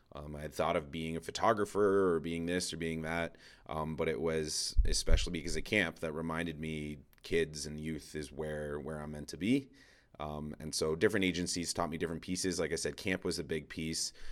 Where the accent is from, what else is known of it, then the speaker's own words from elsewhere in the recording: Toronto, Ontario, Canada; moved away as an adult; now in Edmonton, Canada; so I grew up in Toronto. my wife and I now moved to Edmonton